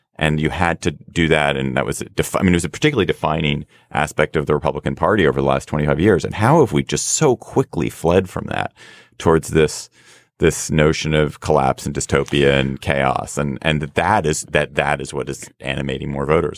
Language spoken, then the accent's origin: English; United States